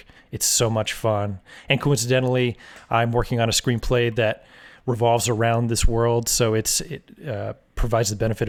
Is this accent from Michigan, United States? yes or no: no; California, United States; born there; And then my dad, he was a DJ when I was born in the Bay Area.